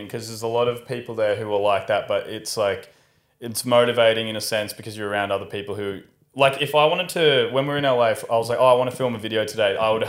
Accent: Australia; Yeah, because like all three of us are from country Australia towns and like all different sizes

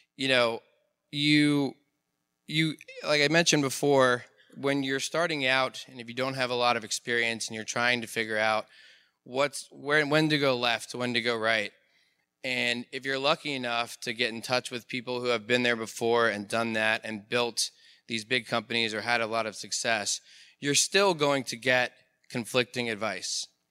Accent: Pittsburgh, Pennsylvania, United States; I'm an entrepreneur from Pittsburgh, Pennsylvania

